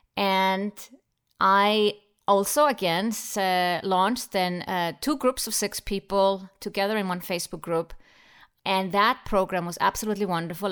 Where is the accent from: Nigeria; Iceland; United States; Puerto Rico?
Iceland; Iceland, my home country